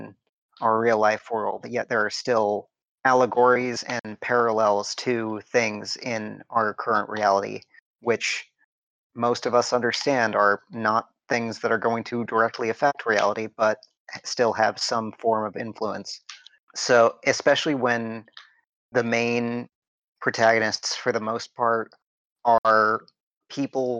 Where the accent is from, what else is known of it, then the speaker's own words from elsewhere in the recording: Michigan, United States; also born or lived in Oklahoma; I was born in Oklahoma, which is, and a lot of my extended family resides in Oklahoma and Kansas right now. But when I was four, we moved to Michigan